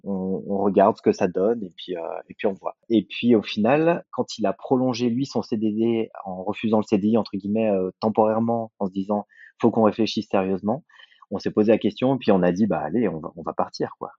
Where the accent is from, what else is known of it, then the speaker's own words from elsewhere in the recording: Saint-Étienne, Auvergne-Rhône-Alpes, France; moved away as an adult; also born or lived in Lyon, France; now in Lausanne, Switzerland; Saint-Étienne, là où j'ai fait ma formation, ce qui est ma ville natale